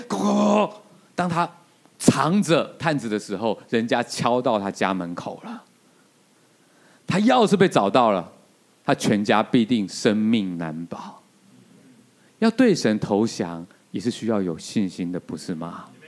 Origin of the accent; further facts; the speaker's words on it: Taiwan; 我们台湾人